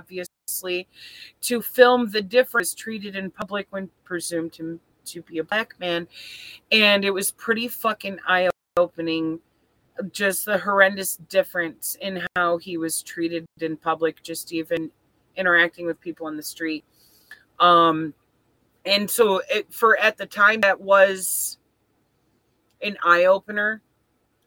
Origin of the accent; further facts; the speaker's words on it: Flint, Michigan, United States; moved away; I'm from Flint, and this is a city that is mostly poor people all living